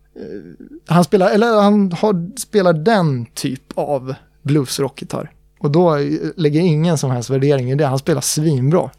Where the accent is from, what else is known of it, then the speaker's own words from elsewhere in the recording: Uppsala, Uppsala County, Sweden; jag är ju från Uppsala